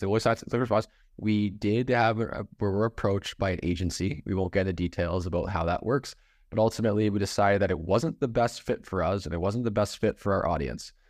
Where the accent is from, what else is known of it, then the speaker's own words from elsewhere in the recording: Canada; now in Michigan, United States; as a Canadian living in Michigan, I have an accent